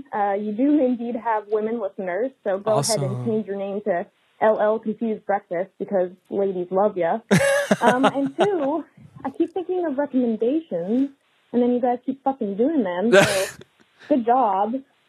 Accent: Oregon, United States; I'm from Pacific Northwest, Oregon.

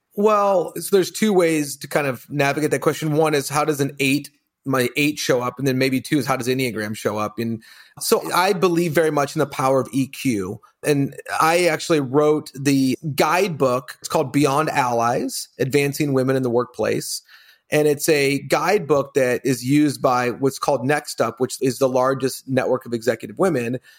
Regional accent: Colorado, United States; I grew up in Colorado, all boys

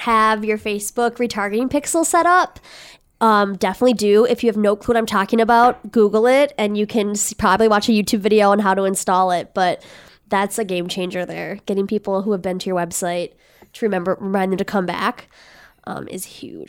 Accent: Red Wing, Minnesota, United States; I grew up in Redwing, Minnesota

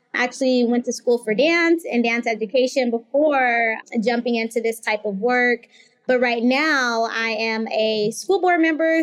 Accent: Phoenix, Arizona, United States; the school that I grew up in in South Phoenix

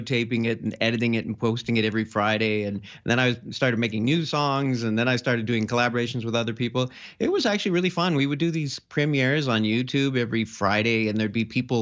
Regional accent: Canada; also born or lived in France / Barcelona; I mostly grew up in Canada

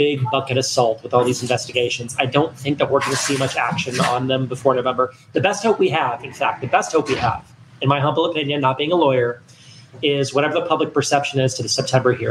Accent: Texas, United States; now in East Coast, United States; growing up in Texas around conservatives

